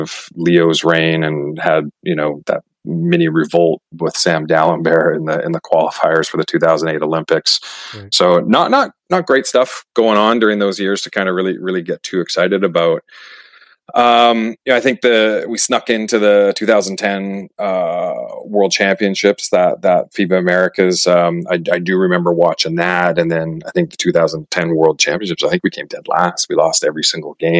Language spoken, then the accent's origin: English; Surrey, British Columbia, Canada; I grew up in Vancouver, a suburb of Vancouver called Surrey